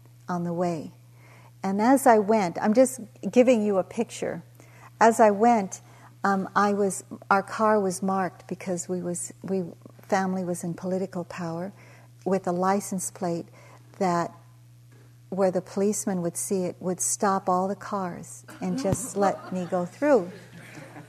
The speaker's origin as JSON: {"language": "English", "town": "Daly City", "region": "California", "country": "United States", "tie": "born or raised there", "also_born_or_lived": "Philippines / East Palo Alto, California", "moved": "as an adult", "lives_now": "Hawaii, United States", "said": "I grew up in the projects near the Cow Palace"}